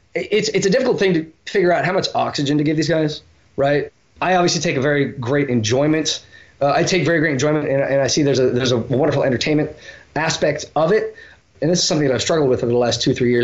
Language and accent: English; Oregon, United States; Oregon, which is my home state